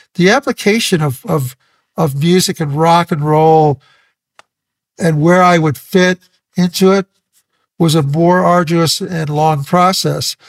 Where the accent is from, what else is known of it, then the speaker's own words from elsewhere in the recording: Santa Maria, California, United States; also born or lived in Ventura, California; I moved from Ventura to Santa Maria in high school